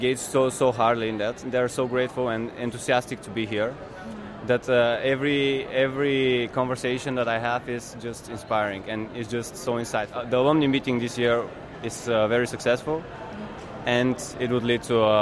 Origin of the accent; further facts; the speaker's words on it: Bulgaria; I'm from Bulgaria